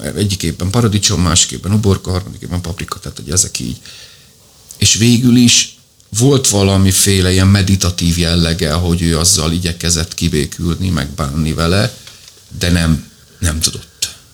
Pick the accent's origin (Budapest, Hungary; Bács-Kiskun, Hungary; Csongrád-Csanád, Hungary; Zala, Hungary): Csongrád-Csanád, Hungary; Szegvár; a nagyszülőknél éltünk. Tehát, hogy én benne voltam, és nem úgy, hogy a hétvégén elvittek, hanem ott nőttem föl